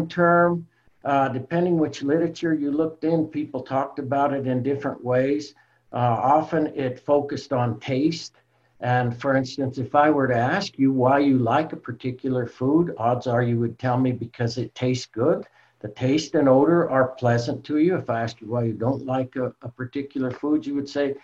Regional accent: Colorado, United States; I'm from Colorado originally, grew up in the mountains there in Colorado

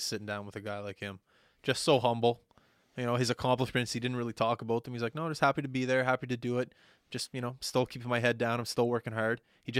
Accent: Canada; And it just being Canadian there too.

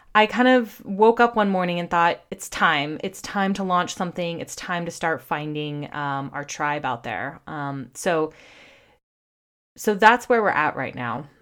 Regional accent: California, United States; also born or lived in Washington, D.C.; I was born and raised in California. That's where I currently am. We live in Santa Cruz, California.

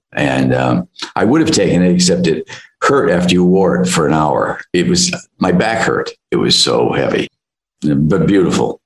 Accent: Midwest, United States; I come from the Midwest

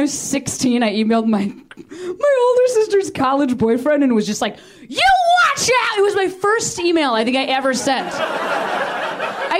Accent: Chicago, Illinois, United States; moved away as an adult; I'm from Chicago

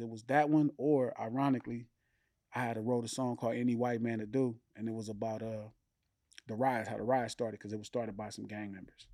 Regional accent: Compton, California, United States; also born or lived in Watts, Los Angeles; Born and raised Compton

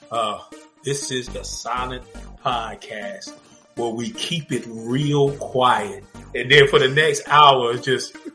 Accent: Arkansas, United States; I'm from Arkansas, dog.

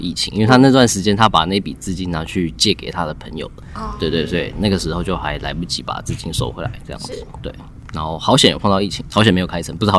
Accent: Shanghai, China; also born or lived in Taichung, Taiwan; 其实我是在上海长大的，因为我那时候家人都在那边工作，然后很小就过去这样子，是因为当兵回台湾工作才认识他的。

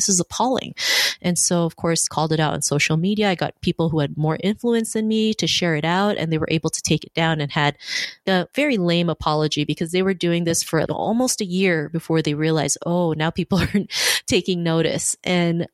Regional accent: Toronto, Ontario, Canada; also born or lived in Philippines; I grew up in Toronto. I moved here when I was 7 from the Philippines

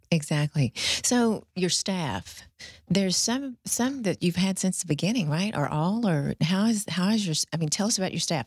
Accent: the South, United States; we're all from the South here

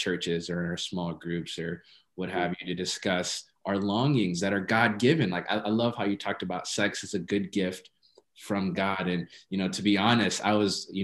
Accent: Ethiopia; I grew up, I'm Ethiopian, and I grew up in the Ethiopian church

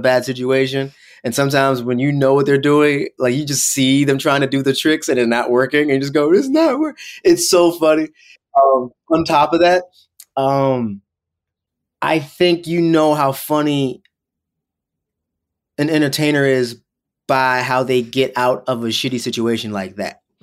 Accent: Hyattsville, Maryland, United States; moved away as an adult; also born or lived in New York; now in Los Angeles, United States; I was in Hyattsville

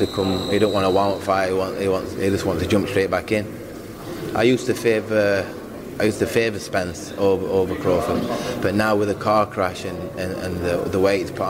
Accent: United Kingdom; I'm a Brit as well

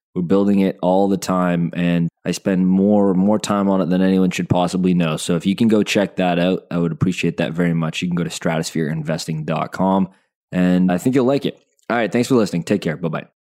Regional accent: Calgary, Alberta, Canada; I was born in Calgary

